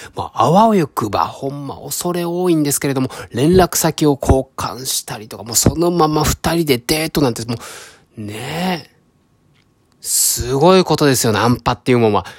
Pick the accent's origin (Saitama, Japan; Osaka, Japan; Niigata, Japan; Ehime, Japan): Ehime, Japan; moved away as an adult; also born or lived in Tokyo; 僕は出身が四国の愛媛県、まあ、本当に田舎ですね